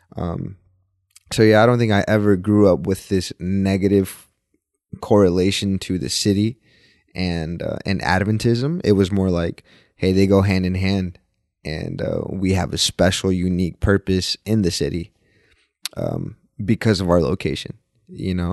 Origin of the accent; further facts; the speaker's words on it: Dallas, Texas, United States; also born or lived in Mexico; born and raised in Dallas, Texas